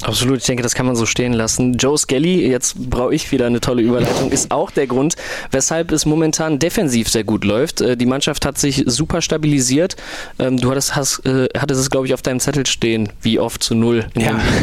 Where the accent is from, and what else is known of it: Krefeld, North Rhine-Westphalia, Germany